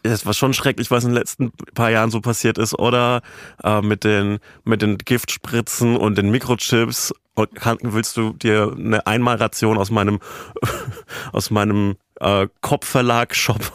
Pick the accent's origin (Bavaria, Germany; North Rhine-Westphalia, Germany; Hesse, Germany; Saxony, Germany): Bavaria, Germany; aus meiner Heimat, dem, dem Süden dieser Republik, aus Bayern